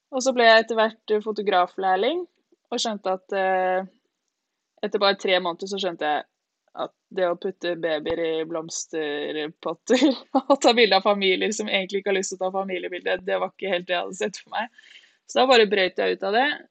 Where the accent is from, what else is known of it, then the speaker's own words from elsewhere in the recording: Lillehammer, Innlandet, Norway; also born or lived in Ås, Akershus, Norway; oppvokst i Ås, og så flytta vi til Lillehammer da jeg begynte i fjerde klasse, så jeg på en måte litt ah. lillehamring også.